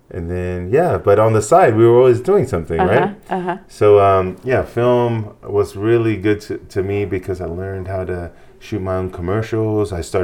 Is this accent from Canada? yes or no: no; Hawaii, United States; moved away as an adult; also born or lived in New Zealand; now in Idaho, United States; I'm originally from Hawaii.